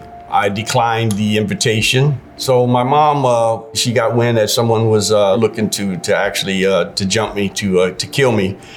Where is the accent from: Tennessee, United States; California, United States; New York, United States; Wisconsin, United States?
California, United States; Los Angeles; also born or lived in New Orleans, Louisiana; growing up in the Los Angeles area, fatherless.